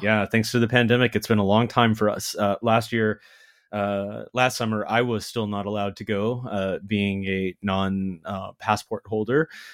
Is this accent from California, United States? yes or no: no; Texas, United States; American kid growing up in Texas